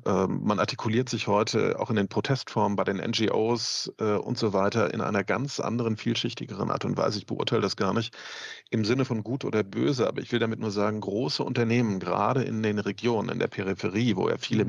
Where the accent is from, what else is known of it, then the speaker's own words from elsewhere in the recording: Mecklenburg-Vorpommern, Germany; ich bin selber aus Ostdeutschland, ähm, komme aus Mecklenburg